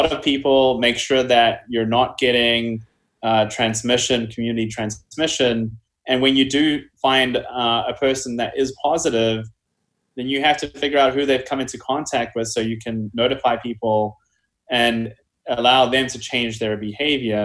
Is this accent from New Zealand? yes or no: yes; New Zealand; moved away; my home country of New Zealand